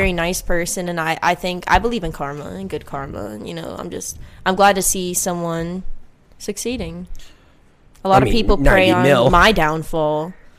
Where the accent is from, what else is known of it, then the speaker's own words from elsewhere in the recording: Miami, Florida, United States; I'm from Miami.